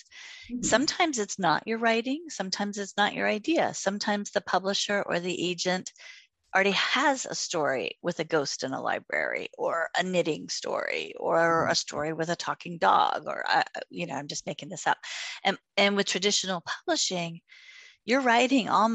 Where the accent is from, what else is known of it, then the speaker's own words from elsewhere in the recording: Virginia Beach, Virginia, United States; I grew up in Kempsville, downtown Kempsville.